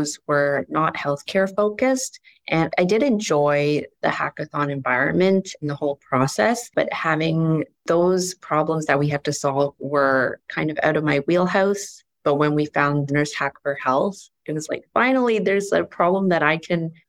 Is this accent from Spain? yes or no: no; Toronto, Ontario, Canada; I'm from Toronto, Canada